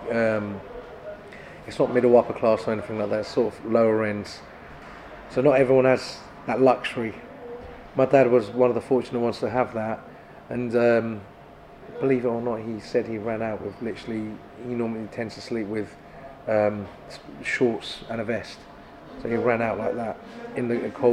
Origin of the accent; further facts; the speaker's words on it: Gölbaşı, Adıyaman, Turkey; now in Kent, United Kingdom; going to my hometown